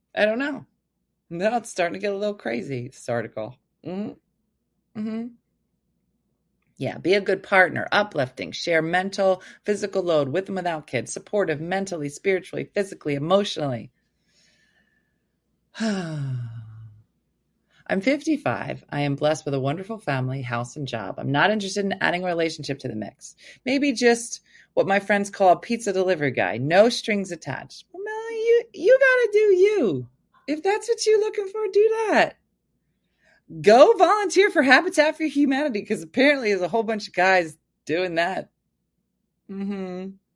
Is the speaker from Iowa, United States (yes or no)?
no; New Jersey, United States; I'm from New Jersey. I'm currently in Vegas